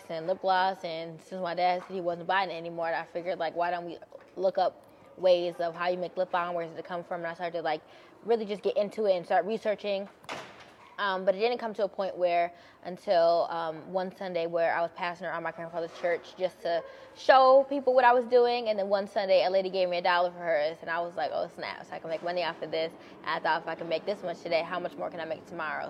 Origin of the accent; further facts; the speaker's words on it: Buffalo, New York, United States; I'm born and raised in Buffalo, New York